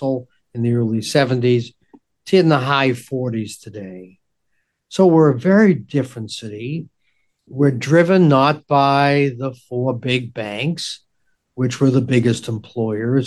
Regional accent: Boston, Massachusetts, United States; when I was growing up in Dorchester

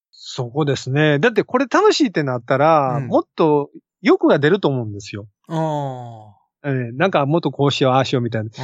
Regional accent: Osaka, Japan; 私大阪の、大阪生まれの大阪育ち

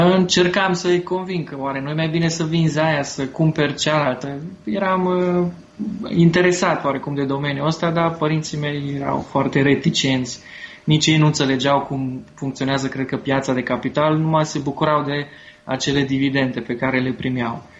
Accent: Târgu Mureș, Mureș County, Romania; eu sunt și din Târgu Mureș

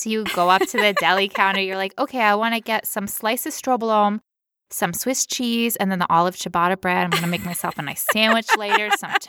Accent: United States; We're those loudmouth Americans who poop a lot.

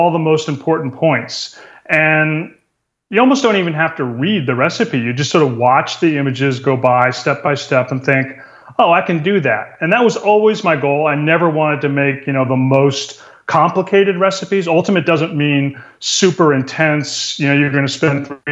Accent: New England, United States; now in California, United States; I grew up in New England

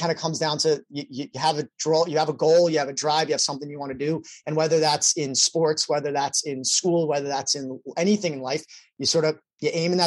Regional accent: New York, United States; also born or lived in Philadelphia; I'm from New York

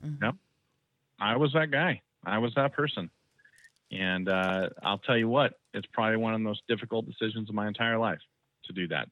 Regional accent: Central Valley of California, United States; moved away as an adult; now in Idaho, United States; I grew up in the Central Valley of California, and at age 19, I got out of there

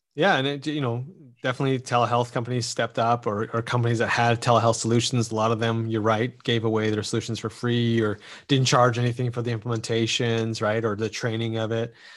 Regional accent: Canada; as a Canadian

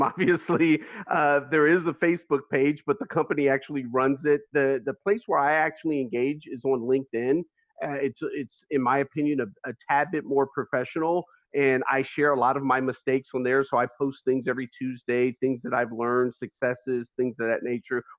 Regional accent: United States; as an American, as a human being in this country

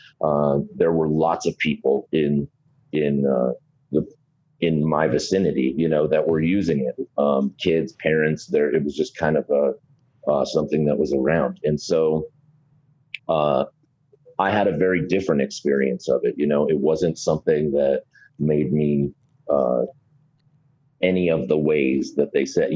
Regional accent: Gallup, New Mexico, United States; I was born in Gallup, New Mexico. So that's a little tiny town that was basically founded around the railroad.

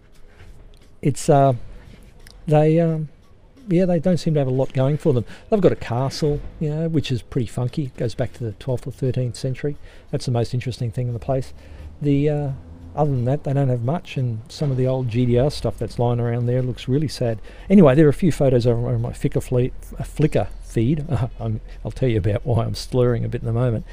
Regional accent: Australia; Being Australian

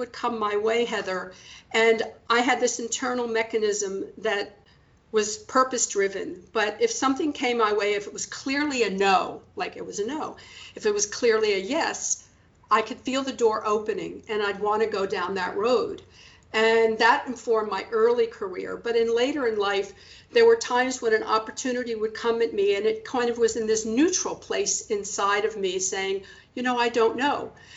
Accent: Washington, District of Columbia, United States; I was born in Washington, D.C., and it was really formative in my life, and I'm very proud to be a native Washingtonian

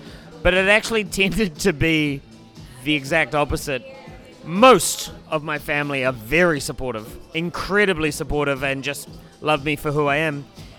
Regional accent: New Zealand; now in Canada; I'm originally from New Zealand, born and raised. Moved to Canada about 5 years ago.

